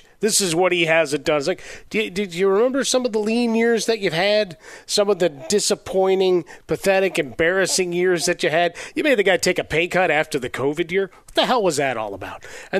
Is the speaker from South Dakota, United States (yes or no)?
no; Chicago, Illinois, United States; I'm a Chicagoan.